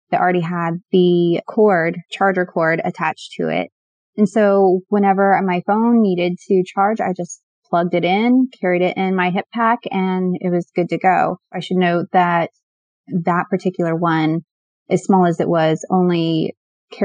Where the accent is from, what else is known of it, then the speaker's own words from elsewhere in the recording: Southern Illinois, United States; I'm from Southern Illinois too.